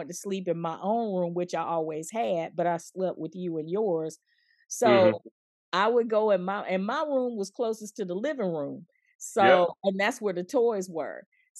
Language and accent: English; the South, United States; I'm so glad you came on here to talk to me about our Christmas growing up in the South.